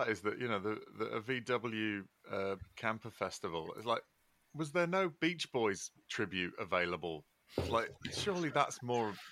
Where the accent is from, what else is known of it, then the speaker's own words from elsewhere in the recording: Leeds, Yorkshire and the Humber, United Kingdom; my accent would suggest otherwise but no that's where i've uh, spent uh, most of my life